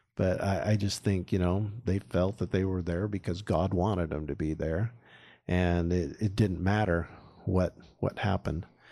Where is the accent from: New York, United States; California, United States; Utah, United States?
Utah, United States; Syracuse; I grew up in Syracuse, Utah, country kid, went to Clearfield High, University of Utah